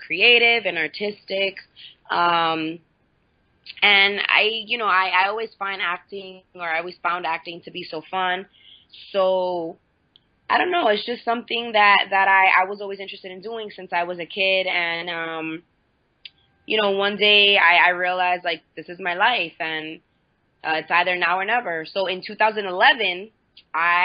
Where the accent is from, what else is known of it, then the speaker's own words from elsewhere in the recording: Santiago de los Caballeros, Santiago, Dominican Republic; moved away; also born or lived in New York, United States; I grew up in the Dominican Republic and New York